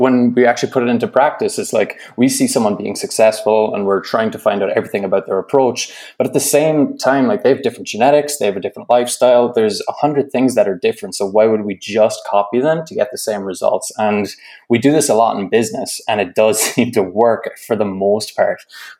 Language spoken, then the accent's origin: English; Ireland; moved away as an adult; now in Canada; But I'm originally from Ireland, and I'm living over here in Canada. And I think, as you said there in the intro, I've been here since 2016